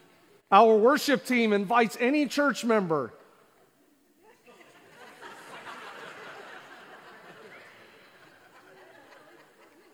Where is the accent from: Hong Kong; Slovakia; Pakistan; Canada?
Canada; born and raised in Canada.